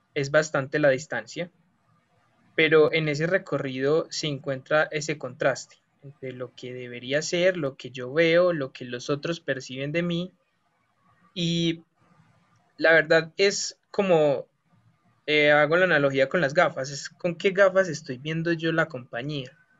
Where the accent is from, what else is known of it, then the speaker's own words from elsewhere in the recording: Colombia; nosotros los que somos estudiantes de Colombia